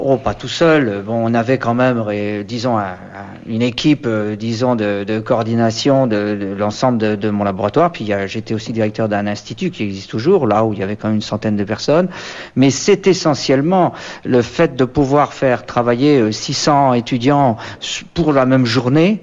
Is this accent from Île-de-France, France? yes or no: no; Breton, Brittany, France; en tant que breton